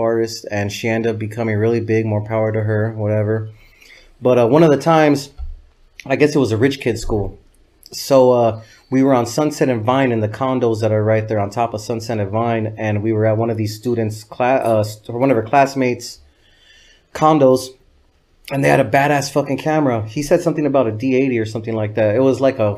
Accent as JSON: {"language": "English", "town": "Los Angeles", "region": "California", "country": "United States", "tie": "born or raised there", "said": "I grew up in El Sereno, which is the east side of Los Angeles, not to be confused with East LA."}